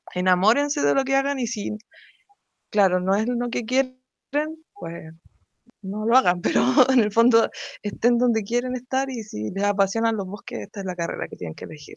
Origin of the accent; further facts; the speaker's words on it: Santiago, Santiago Metropolitan Region, Chile; Soy de Santiago